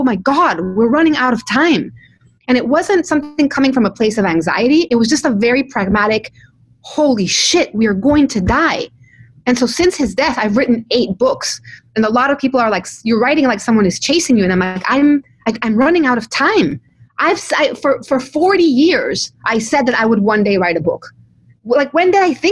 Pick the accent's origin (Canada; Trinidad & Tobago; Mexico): Mexico; moved away; I come from Mexico.